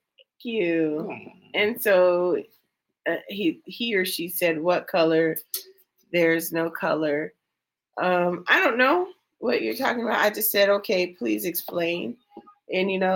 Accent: California, United States; moved away; growing up in California

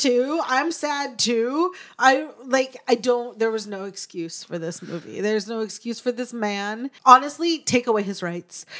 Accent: Alaska, United States; moved away; I'd never done stand up in my hometown before then

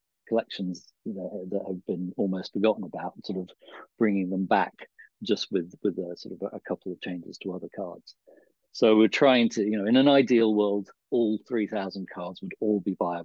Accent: England, United Kingdom; as English people we've

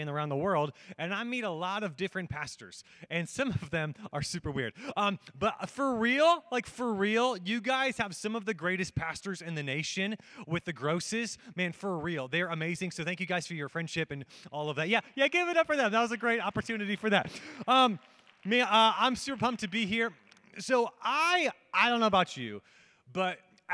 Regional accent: United States; I'm an American

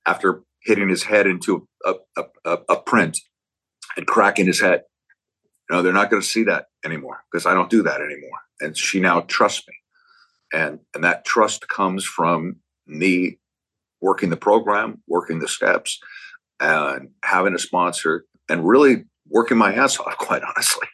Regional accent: Berkeley, California, United States; I grew up in Berkeley.

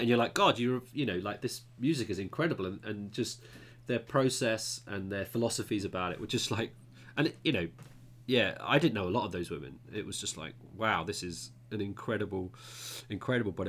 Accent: Luton, East of England, United Kingdom; moved away; I grew up in Luton

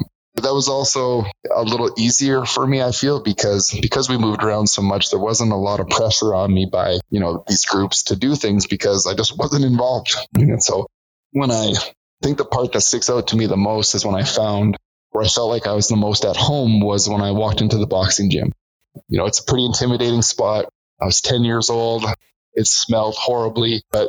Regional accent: British Columbia, Canada; also born or lived in Alberta; now in Calgary, Canada; I was born in British Columbia. We moved around the lower mainland for a lot of time. We moved to Alberta when I was 10 years old.

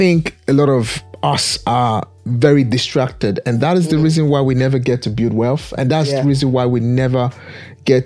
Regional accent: Nigeria; now in England; I'm born and bred from one of the greatest, largest Black nation on the planet, Nigeria.

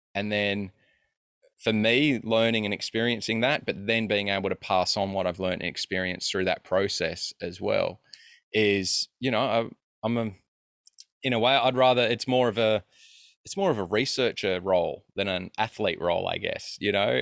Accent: Australia; I'm a kid from Australia

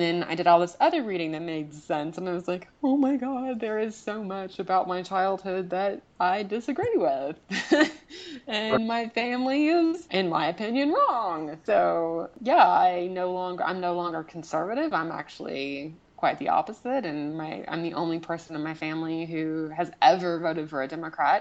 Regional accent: the South, United States; I grew up in the South with a very conservative family

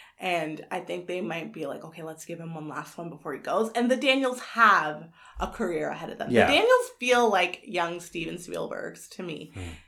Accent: Canada; I'm Canadian.

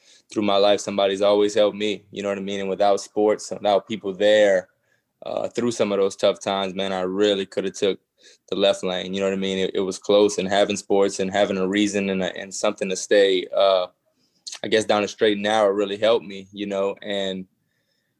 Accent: Thibodaux, Louisiana, United States; I'm from Thibodaux

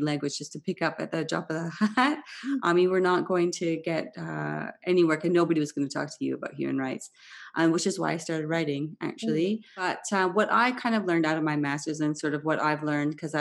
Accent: Vancouver, British Columbia, Canada; moved away; also born or lived in Switzerland; I grew up in Vancouver

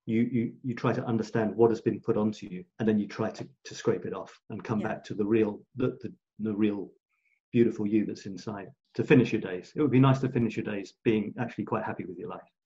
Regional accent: England, United Kingdom; moved away as an adult; also born or lived in Scotland / Australia; now in France; being born in Scotland, being shipped down, growing up in England, a year in Australia, moving to France

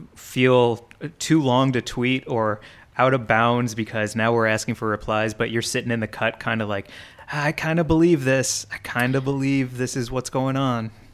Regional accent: St. Louis, Missouri, United States; growing up in Saint Louis

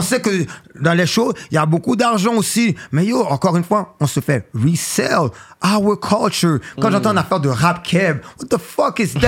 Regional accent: Montreal, Quebec, Canada; Je viens de la ville, bro. Je viens de Montréal

